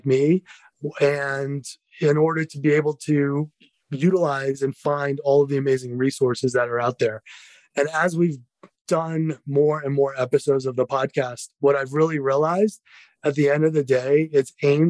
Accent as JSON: {"language": "English", "area": "East Coast, about 45 minutes south of Boston", "region": "Massachusetts", "country": "United States", "tie": "born or raised there", "also_born_or_lived": "New York", "moved": "as an adult", "lives_now": "Colorado, United States", "said": "I grew up on the East Coast, about 45 minutes south of Boston"}